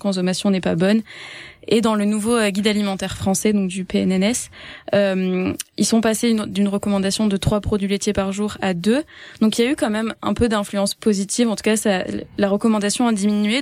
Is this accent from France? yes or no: yes; France; now in Canada; je viens de la France et que j'ai étudié là-bas.